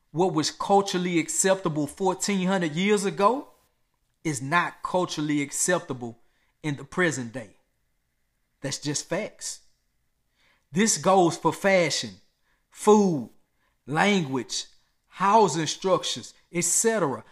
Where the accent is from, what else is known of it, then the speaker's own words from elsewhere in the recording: United States; I was born and raised in America